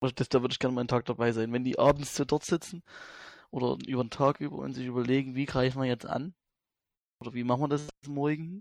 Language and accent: German; Vogtland, Saxony, Germany; bei uns in Grünheide im Vogtland